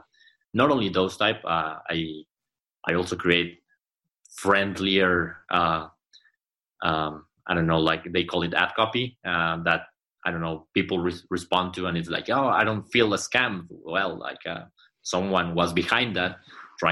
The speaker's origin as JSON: {"language": "English", "region": "Mexico City", "country": "Mexico", "moved": "yes", "lives_now": "Monterrey, Mexico", "said": "I'm not from here, I'm from Mexico City"}